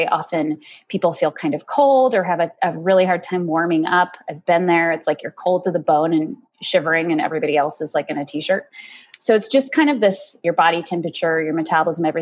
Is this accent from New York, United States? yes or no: no; Golden, Colorado, United States; also born or lived in Boulder; I grew up in Golden, went to college in Boulder